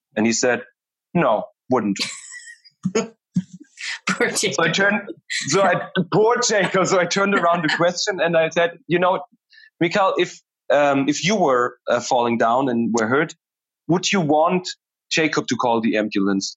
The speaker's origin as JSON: {"language": "English", "country": "Germany", "said": "I'm from Germany"}